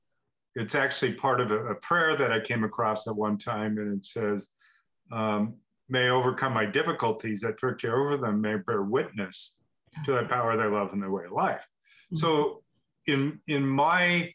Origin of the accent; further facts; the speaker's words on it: Portland, Oregon, United States; now in Bend, United States; I grew up in Portland